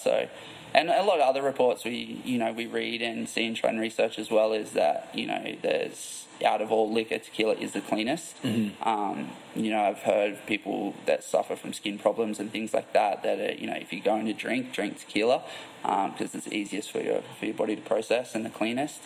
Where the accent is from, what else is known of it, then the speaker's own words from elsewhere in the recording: Port Macquarie, New South Wales, Australia; moved away as an adult; also born or lived in Gold Coast, Queensland, Australia; now in California, United States; I'm from Australia originally, from a little town called Port Macquarie. And after I finished school, I lived on the Gold Coast for ten years, and then moved to California.